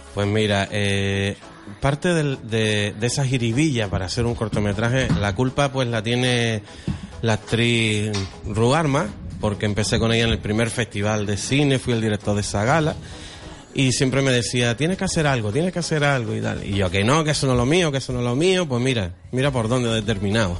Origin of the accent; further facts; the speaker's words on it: Gran Canaria, Canary Islands, Spain; nosotros somos canarí, los de Gran Canaria